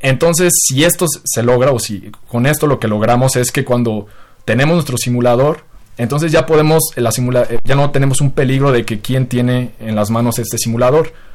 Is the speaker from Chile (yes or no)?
no; Mexico; como mexicano